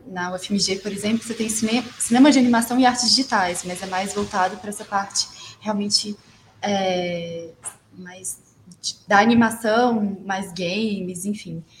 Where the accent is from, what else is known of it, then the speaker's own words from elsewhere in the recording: Belo Horizonte, Minas Gerais, Brazil; moved away as an adult; now in São Paulo, Brazil; eu sou de Belo Horizonte, Minas Gerais, mas estou morando atualmente em São Paulo